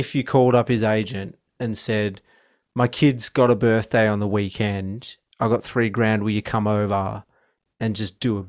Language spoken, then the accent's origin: English; Australia; I'm from Australia. I don't know anything about America except for what I see on TV.